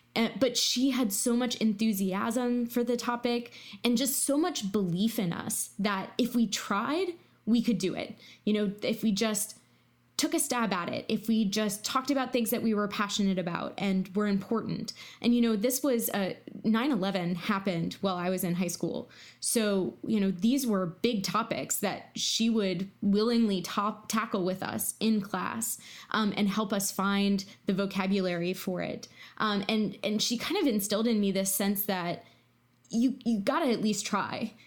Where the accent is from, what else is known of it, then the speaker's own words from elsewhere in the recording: Virginia, United States; I'm from Virginia